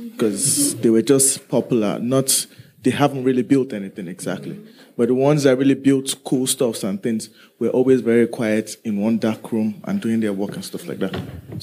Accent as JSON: {"language": "English", "country": "Nigeria", "said": "I'm from Nigeria."}